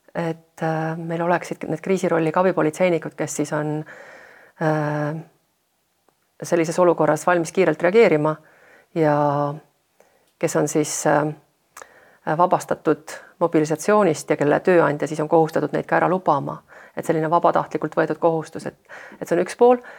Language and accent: Estonian; Estonia; ma olen pärit väiksest maakoolist